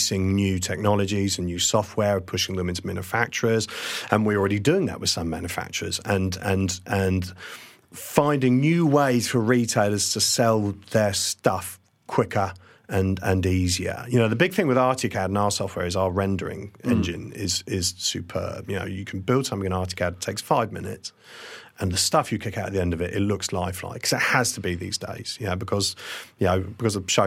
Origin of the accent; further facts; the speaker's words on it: Kent, South East England, United Kingdom; also born or lived in Essex; I was born in Kent